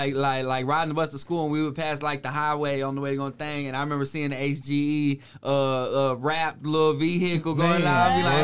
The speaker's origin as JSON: {"language": "English", "region": "Texas", "country": "United States", "tie": "born or raised there", "said": "growing up in Texas and seeing the Screw, the SUC, and the Switch House and everything"}